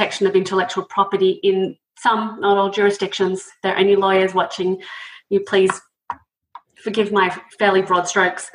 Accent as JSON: {"language": "English", "country": "Australia", "moved": "as an adult", "lives_now": "United States", "said": "as you can tell from the accent, I'm originally from Australia, but came to the States around 20 years ago"}